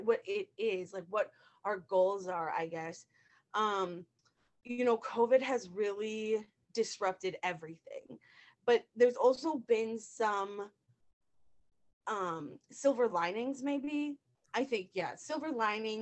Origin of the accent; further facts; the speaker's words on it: Northfield, Minnesota, United States; I'm from Northfield, Minnesota.